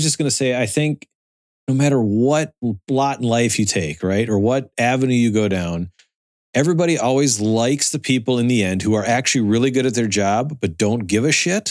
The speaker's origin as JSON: {"language": "English", "town": "Minneapolis", "region": "Minnesota", "country": "United States", "said": "I'm from Minneapolis"}